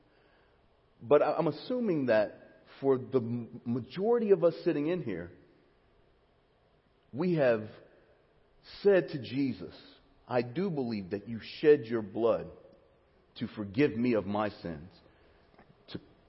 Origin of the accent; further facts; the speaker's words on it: Alabama, United States; now in Cypress, United States; When I was a kid growing up in Alabama in the 80s and early 90s